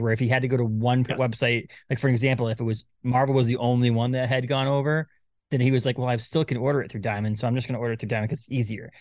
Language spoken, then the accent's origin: English; Maine, United States; We're from Maine